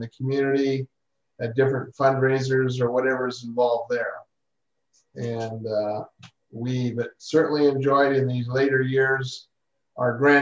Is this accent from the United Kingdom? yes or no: no; Alberta, Canada; I also grew up in Alberta, Canada